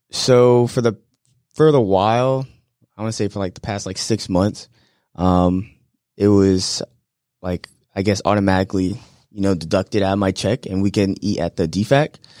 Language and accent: English; Florida, United States; moved away as an adult; back in my home state of Florida